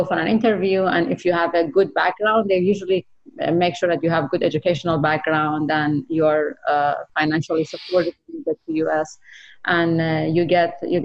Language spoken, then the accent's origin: English; Iran; moved away as an adult; now in United States; as a woman growing up in Iran